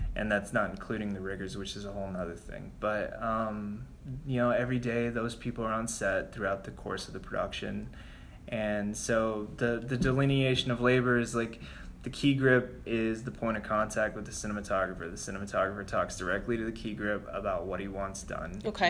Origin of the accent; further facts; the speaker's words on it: New Mexico, United States; moved away as an adult; also born or lived in Albuquerque, New Mexico / Los Angeles, California; now in New York, United States; I've worked in New Mexico, which is my home state